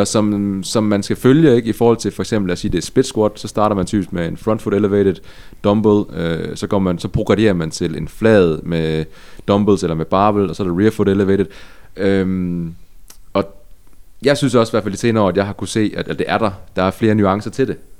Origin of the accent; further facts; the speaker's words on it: Ebeltoft, Central Denmark Region, Denmark; Øer ligger tæt på skønne Æbelsoft, hvor jeg er vokset op